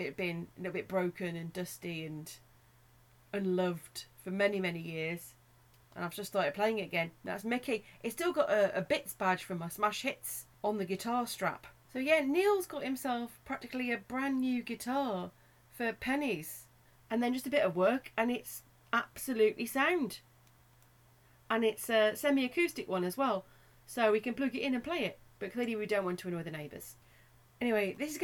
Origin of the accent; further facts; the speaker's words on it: Black Country, West Midlands, United Kingdom; accent: Black Country; my Black Country accent